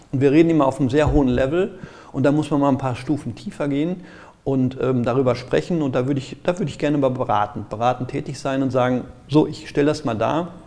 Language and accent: German; Gelsenkirchen, North Rhine-Westphalia, Germany; Ich komme aus Gelsenkirchen, ähm, da merke ich das.